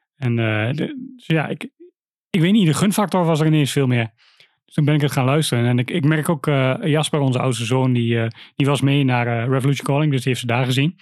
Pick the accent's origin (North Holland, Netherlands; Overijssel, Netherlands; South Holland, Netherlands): Overijssel, Netherlands; Wierden; bij ons in Wierden